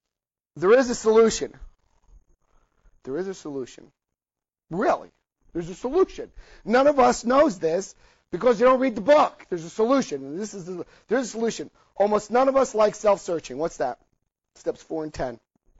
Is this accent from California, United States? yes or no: no; New Jersey, United States; I had a New Jersey family. Well, we called it ball breaking. I lost a lot of my accent